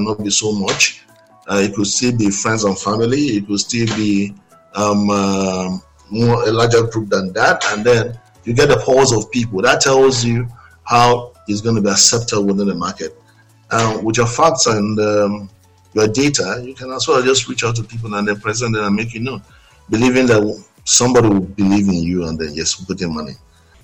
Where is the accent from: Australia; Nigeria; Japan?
Nigeria; I'm a Nigerian. I'm born. I was born in Nigeria, and I schooled in Nigeria, and then I only just travel out to do business and I come back